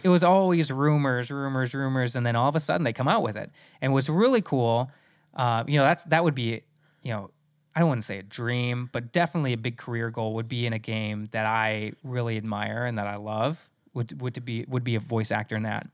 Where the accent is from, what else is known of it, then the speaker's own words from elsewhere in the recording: Midwest, United States; moved away; also born or lived in South Dakota; I'm originally from the Mid-, Midwest